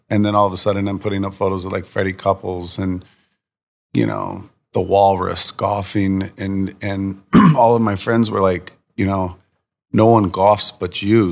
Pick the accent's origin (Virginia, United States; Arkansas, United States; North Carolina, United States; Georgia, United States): Virginia, United States; Virginia Beach; moved away; also born or lived in New York City; I grew up in Virginia Beach, Virginia